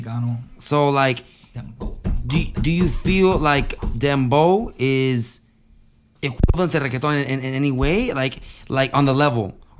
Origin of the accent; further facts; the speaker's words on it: West Coast, United States; I'm from the West Coast.